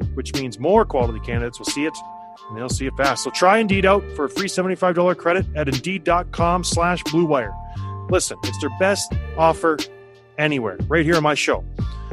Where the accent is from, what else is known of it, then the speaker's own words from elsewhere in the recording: Canada; I'm Canadian.